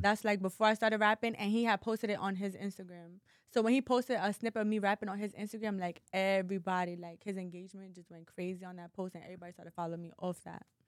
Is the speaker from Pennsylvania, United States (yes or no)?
no; New York City, New York, United States; also born or lived in Bronx; I'm from New York City, but I'm from Harlem